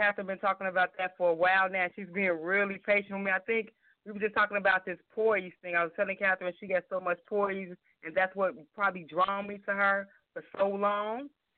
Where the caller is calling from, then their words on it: Chicago, Illinois, United States; I'm calling from Chicago.